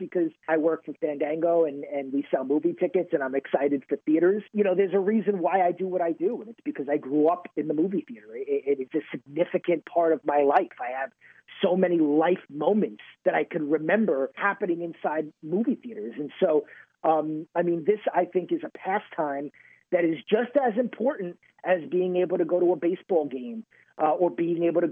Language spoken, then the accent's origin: English; New York, United States; I'm from New York